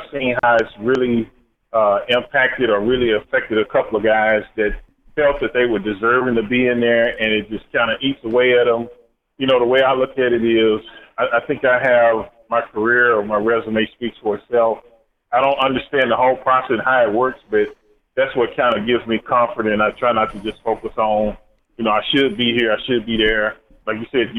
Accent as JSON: {"language": "English", "town": "Dallas", "region": "Texas", "country": "United States", "tie": "born or raised there", "said": "I grew up in Dallas, big Cowboy fan"}